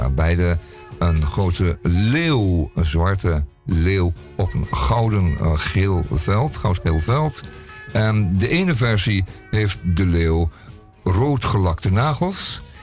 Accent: Belgium; als Belg zijnde

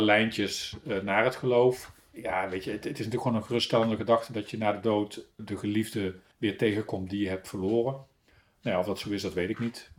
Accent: Breda, North Brabant, Netherlands; accent: Brabant; moved away as an adult; also born or lived in Paris; now in Hooge Zwaluwe, Netherlands; geboren in Breda

